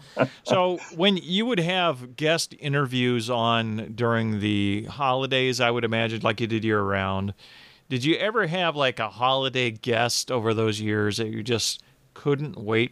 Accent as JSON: {"language": "English", "town": "Phoenix", "region": "Arizona", "country": "United States", "tie": "born or raised there", "also_born_or_lived": "Georgia", "moved": "yes", "lives_now": "Michigan, United States", "said": "I grew up in Phoenix"}